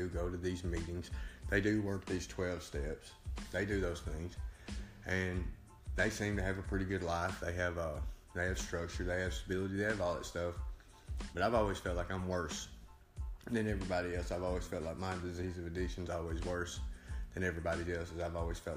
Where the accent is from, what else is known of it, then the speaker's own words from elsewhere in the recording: Savannah, Tennessee, United States; I'm from Savannah, Tennessee, 36 years old.